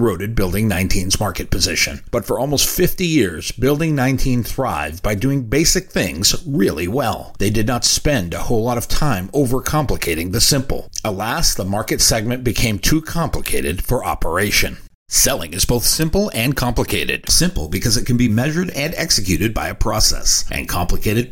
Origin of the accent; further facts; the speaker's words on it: New England, United States; I grew up in New England.